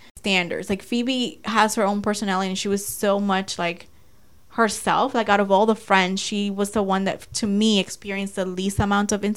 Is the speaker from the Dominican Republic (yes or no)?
yes; Dominican Republic; moved away; when I graduated college, I went to my hometown in DR